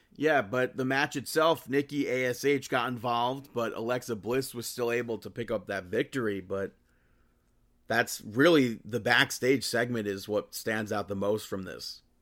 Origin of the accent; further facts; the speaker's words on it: New York, United States; as a New Yorker, we're, we're just, like, grown. We're, we're, we're taught to hate New Jersey